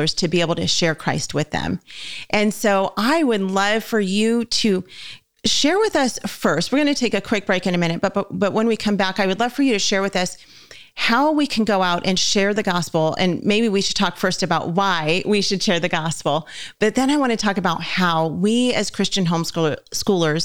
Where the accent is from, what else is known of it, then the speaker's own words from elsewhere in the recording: Southern California, United States; we're from Southern California as well. And so most people where I lived in SoCal